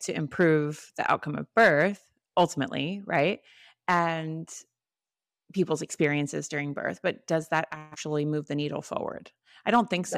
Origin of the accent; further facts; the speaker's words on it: Florida, United States; I'm from Florida